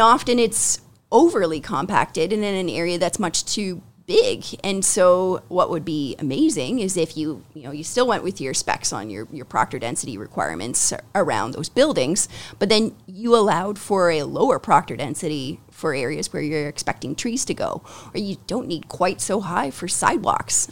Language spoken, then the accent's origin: English; Ancaster, Ontario, Canada; I grew up in Ancaster